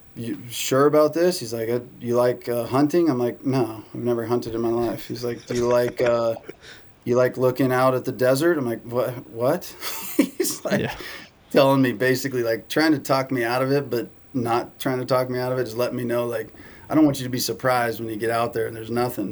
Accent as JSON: {"language": "English", "town": "San Diego", "region": "California", "country": "United States", "tie": "born or raised there", "said": "I grew up in San Diego"}